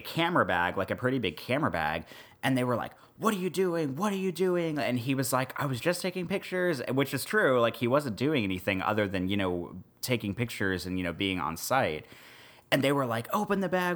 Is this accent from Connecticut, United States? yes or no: no; Missouri, United States; also born or lived in Nebraska; now in New Orleans, United States; where I grew up in Missouri and also in Nebraska